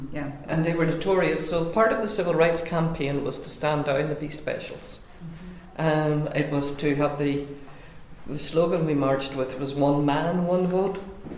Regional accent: Northern Ireland, United Kingdom; growing up in Northern Ireland in a small town like Scariff.

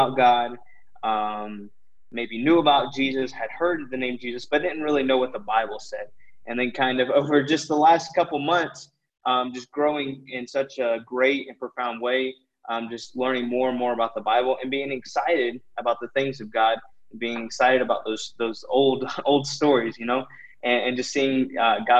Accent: United States; moved away as an adult; now in Ecuador; as American Christians

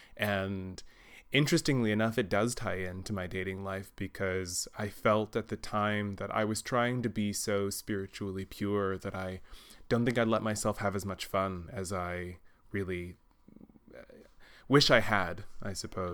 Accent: Texas, United States; now in Germany; I grew up in Texas as well

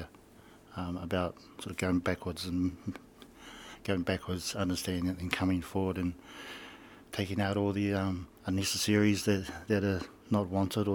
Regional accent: New Zealand; now in Hawke's Bay, New Zealand; which is from Kahi, which is where I'm from

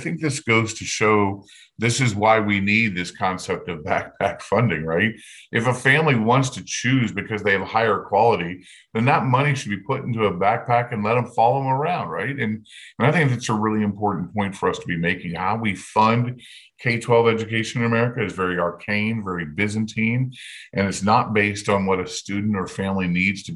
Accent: Indianapolis, Indiana, United States; my hometown of Indianapolis

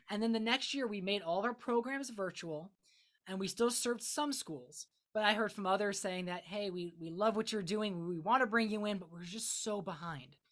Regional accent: Akron, Ohio, United States; I'm from Northeast Ohio, so specifically the Akron, Summit County area

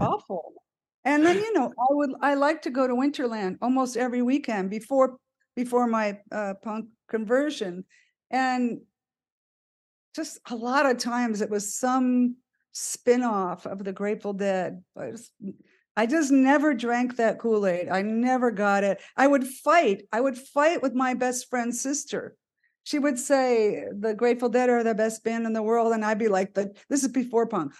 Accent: San Francisco, California, United States; we're from San Francisco

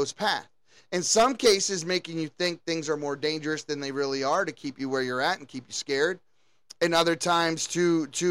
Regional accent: United States; everything that we knew growing up in the United States

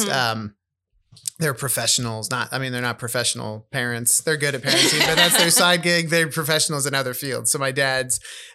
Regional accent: Van Meter, Iowa, United States; growing up in Van Meter, I graduated with 30 kids

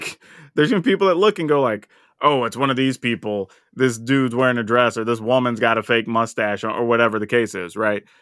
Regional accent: the South, United States; And, and dude, and I felt that way growing up in the South.

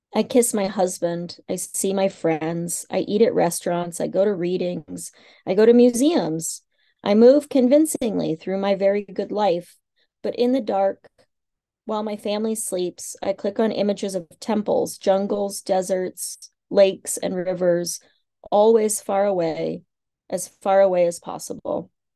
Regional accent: Kansas, United States; moved away; I grew up in the Midwest. I grew up in Kansas and, um, on a farm and sort of a small farming community

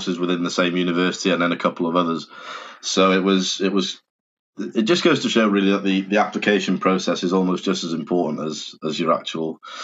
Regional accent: North Wales, United Kingdom; also born or lived in Leeds; I'm from North Wales

